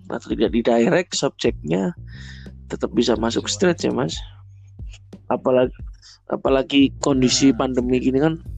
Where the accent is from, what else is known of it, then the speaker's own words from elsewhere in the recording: Surabaya, East Java, Indonesia; apalagi saya juga asli Surabaya juga mungkin banyak hal yang belum belum saya ketahui di Surabaya sehingga memang seharusnya saya lebih eksplor kota saya